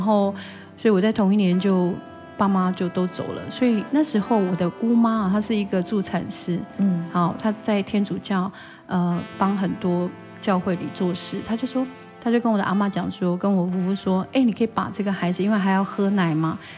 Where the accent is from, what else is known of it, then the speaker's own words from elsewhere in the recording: Daren Township, Taitung County, Taiwan; 我是台东县达仁乡台坂部落。